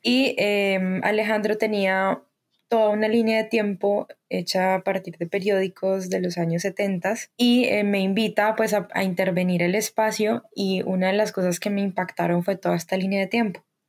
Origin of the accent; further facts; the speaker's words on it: Cali, Valle del Cauca, Colombia; nací en Cali, soy artista caleña